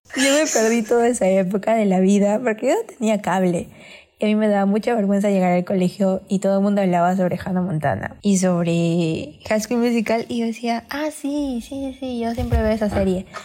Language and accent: Spanish; Peru; ambas somos de Perú